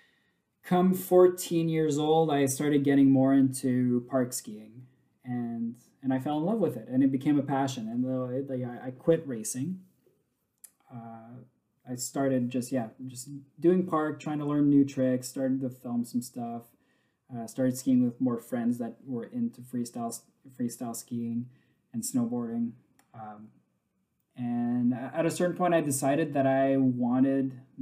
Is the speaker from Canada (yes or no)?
yes; Montreal, Quebec, Canada; born and raised in Montreal